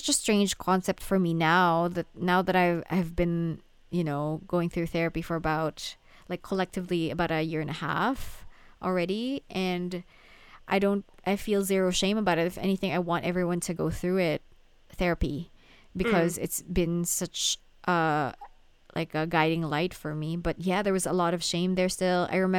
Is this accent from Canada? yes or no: no; Manila, Metro Manila, Philippines; English is a second language; because I am a Filipino, right? I grew up in Manila, and Manila, the Philippines, has a lot of like Western influence